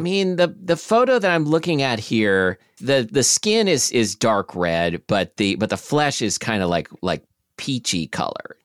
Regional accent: Portland, Oregon, United States; I grew up in Selwood in, uh, Southeast Portland, which is right next to Milwaukee

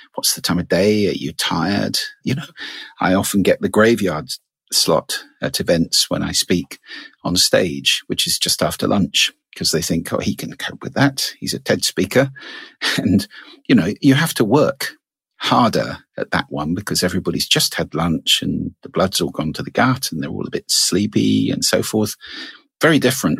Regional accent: United Kingdom; I'm British.

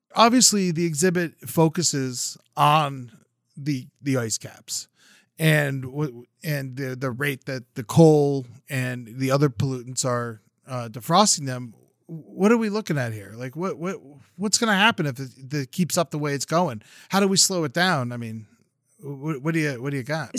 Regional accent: Florida, United States; now in California, United States; I grew up down in Florida, and it was a big part of my life

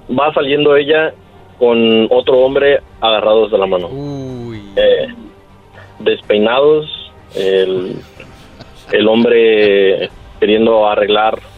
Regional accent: Michoacán, Mexico; soy de Michoacán, orgullosamente.

